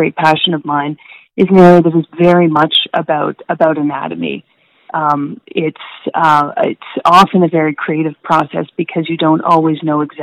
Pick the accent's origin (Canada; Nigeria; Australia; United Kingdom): Canada; St. Catharines, Ontario; moved away as an adult; also born or lived in New Haven, Connecticut / Halifax, Nova Scotia / Vancouver, British Columbia; I'm from St. Catharines, Ontario, so a relatively small-ish town that is across Lake Ontario from Toronto. I grew up there